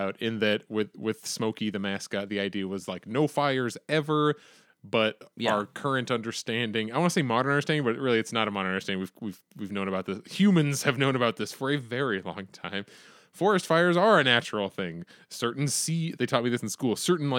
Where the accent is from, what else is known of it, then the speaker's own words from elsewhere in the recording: Conneautville, Pennsylvania, United States; I'm from Conneautville.